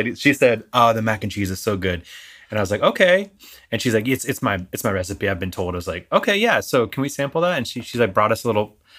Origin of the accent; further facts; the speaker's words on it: South Florida, United States; also born or lived in Virginia; now in Central Florida, United States; I am a native Floridian. I was born in South Florida.